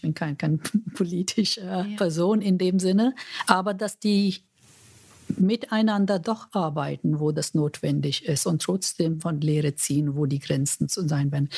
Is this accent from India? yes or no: yes; India; German is a second language; now in Germany; Ich komme ja aus Indien